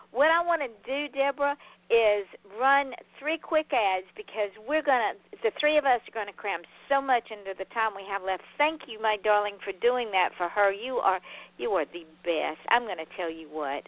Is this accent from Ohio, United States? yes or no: no; Atlanta, Georgia, United States; now in Florida, United States; I grew up driving in Atlanta traffic as a child